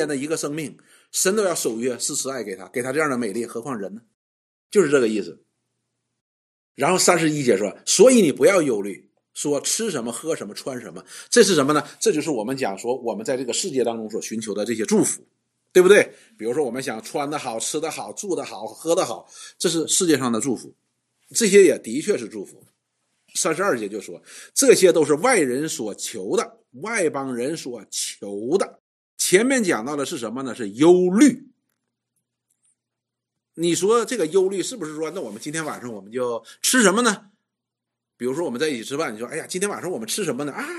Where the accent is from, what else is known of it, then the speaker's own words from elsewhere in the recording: China; 我们中国人讲叫“打狗看主人”，就是这个道理。